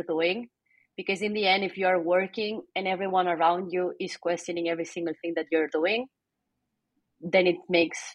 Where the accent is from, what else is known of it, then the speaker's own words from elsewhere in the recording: Barcelona, Catalonia, Spain; English is a second language; moved away; also born or lived in Chicago; I'm from Barcelona.